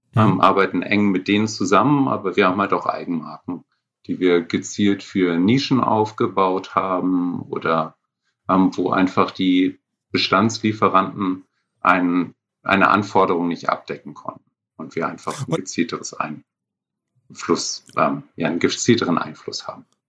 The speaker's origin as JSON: {"language": "German", "region": "Northern Germany", "country": "Germany", "said": "als Norddeutsche"}